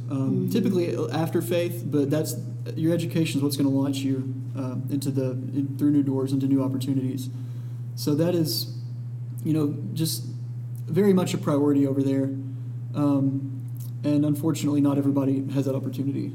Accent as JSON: {"language": "English", "town": "Dalton", "region": "Georgia", "country": "United States", "tie": "born or raised there", "moved": "as an adult", "lives_now": "Atlanta, United States", "said": "I am from Dalton, Georgia"}